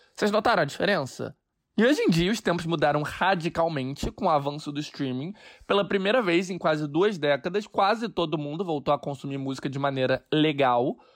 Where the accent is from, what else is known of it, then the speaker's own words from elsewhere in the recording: Brazil; now in New York, United States; eu sou brasileiro